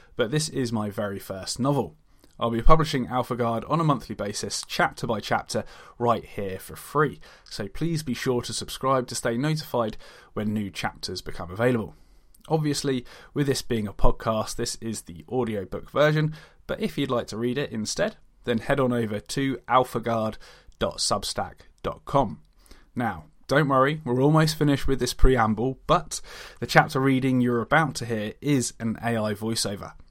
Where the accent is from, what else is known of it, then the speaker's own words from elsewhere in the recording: Hampshire, South East England, United Kingdom; I'm a writer from Hampshire in the U K